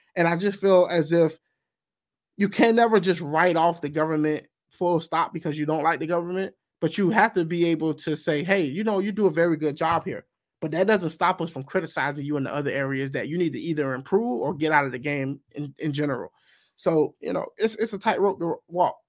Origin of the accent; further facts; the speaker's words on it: United States; I'm also speaking as a, an American. And I'm an American before anything else